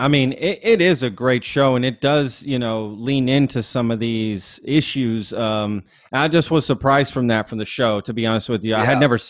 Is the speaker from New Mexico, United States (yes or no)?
no; Texas, United States; I'm from Texas, so I know cowboys and stuff. I mean, I'm a city boy, but I've still been around enough.